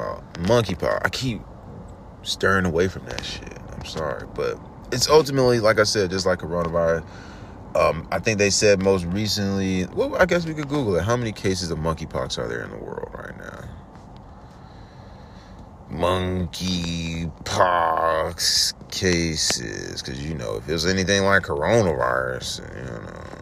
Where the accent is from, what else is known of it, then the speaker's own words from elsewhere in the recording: New York City, New York, United States; I'm from New York City